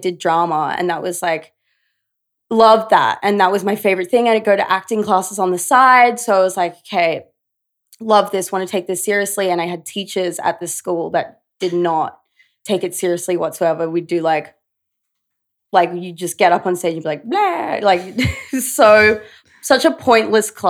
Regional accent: Brisbane, Queensland, Australia; moved away as an adult; now in New York, United States; Grew up in Brizzy. Yeah. Little Brizzy. I'm such a Brisbane girl.

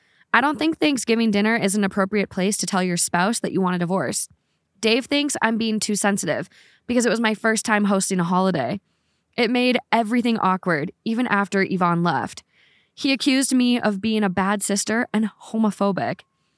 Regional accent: Canada; I am Canadian.

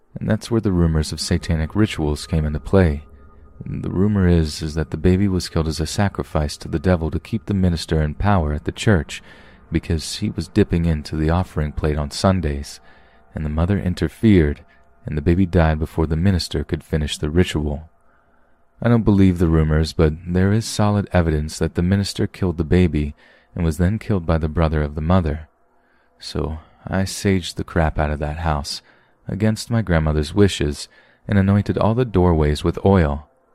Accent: Helena, Montana, United States; now in Bellevue, United States; I am originally from Helena, Montana, so I grew up like a normal kid, and then my mother got a job for Amazon in downtown Seattle, so we moved to Bellevue.

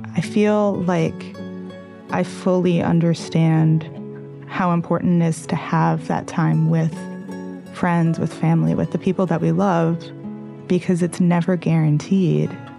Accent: New York City, New York, United States; also born or lived in California; I am from New York City.

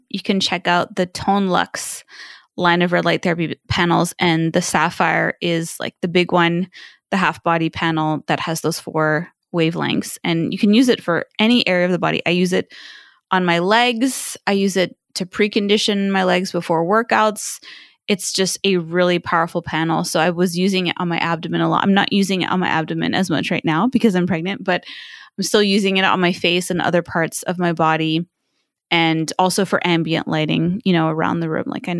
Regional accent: China; And it was really bad when I was growing up in China.

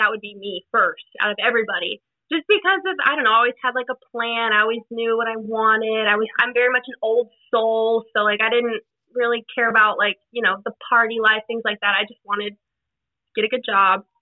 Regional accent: Dallas, Texas, United States; I was born and raised here in Dallas, Texas. I mean, I grew up in a suburb, but pretty much Dallas, Texas

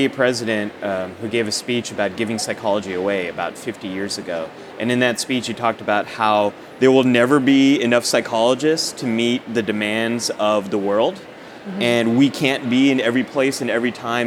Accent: the Bay Area, California, United States; I grew up in the Bay Area and went to community college out there in Cupertino, California.

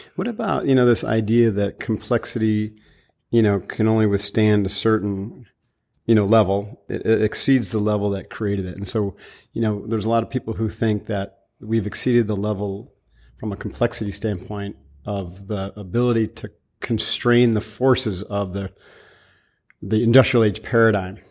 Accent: upstate New York, United States; my origin story was upstate New York, family business

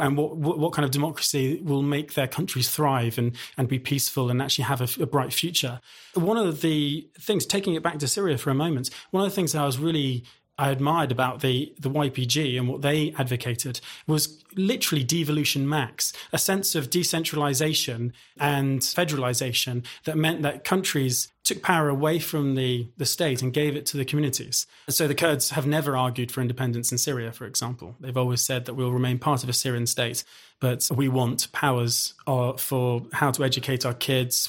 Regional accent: United Kingdom; as a British guy

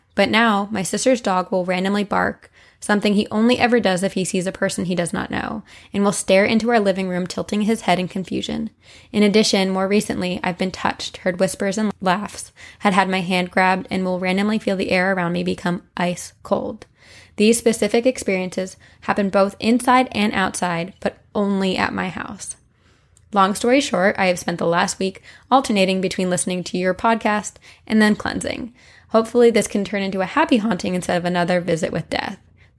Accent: Massachusetts, United States; I'm from Massachusetts, and I've always been interested in witchcraft, ghosts, and the occult.

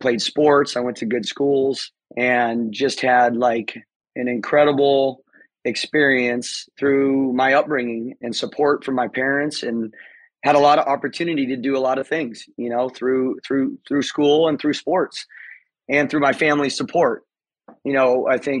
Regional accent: Temecula, California, United States; I grew up here in Southern California, Temecula, to be specific, Temecula Valley

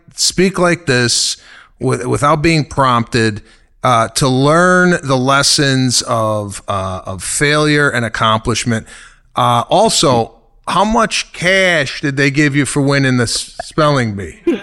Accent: Chicago, Illinois, United States; moved away; my hometown of Chicago

